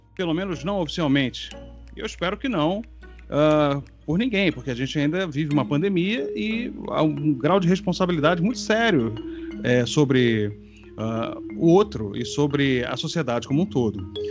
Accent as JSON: {"language": "Portuguese", "region": "Rio de Janeiro", "country": "Brazil", "tie": "born or raised there", "said": "Quando criança, lá, lá em Vila Isabel, que foi onde eu cresci, eu nasci no Estácio, fui criado em Vila Isabel"}